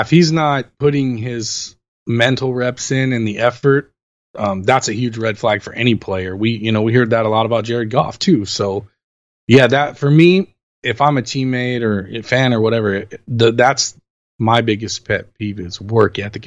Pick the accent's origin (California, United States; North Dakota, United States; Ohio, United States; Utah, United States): California, United States; Los Angeles; I'm born and raised in Los Angeles. I've lived here since 1978 when I was born